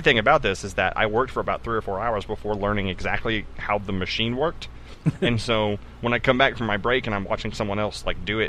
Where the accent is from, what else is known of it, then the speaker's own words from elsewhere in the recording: East Texas, United States; we're from East Texas